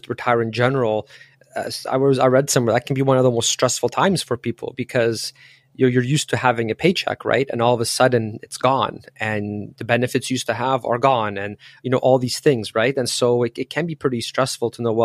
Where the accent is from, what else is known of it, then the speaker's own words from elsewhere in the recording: Canada; also born or lived in Poland; I was born in Poland, but I was raised in Canada. So I was 6 when we came here.